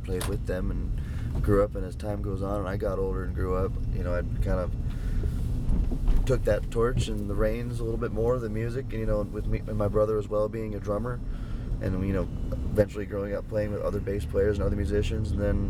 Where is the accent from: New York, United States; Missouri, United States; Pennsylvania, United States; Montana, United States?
Montana, United States; I grew up in Montana.